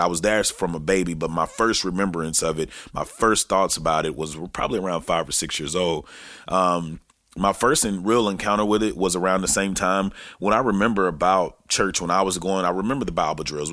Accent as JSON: {"language": "English", "town": "Texarkana", "region": "Texas", "country": "United States", "tie": "born or raised there", "said": "back in Texarkana, Texas, which is my hometown"}